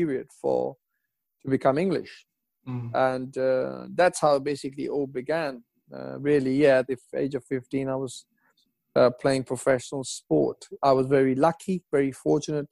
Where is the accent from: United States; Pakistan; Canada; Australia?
Pakistan; moved away; also born or lived in England; I was born in Pakistan, you know, growing up on curry all my life.